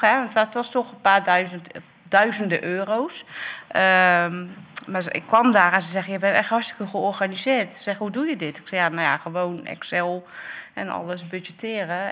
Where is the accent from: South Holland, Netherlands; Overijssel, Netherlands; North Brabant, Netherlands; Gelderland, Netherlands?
North Brabant, Netherlands; now in Dordrecht, Netherlands; Opgegroeid in Brabant en ik woon nu in Dordrecht